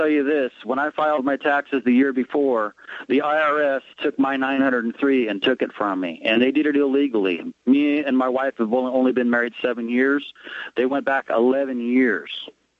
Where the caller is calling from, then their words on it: West Sacramento, California, United States; I'm calling from West Sacramento, California.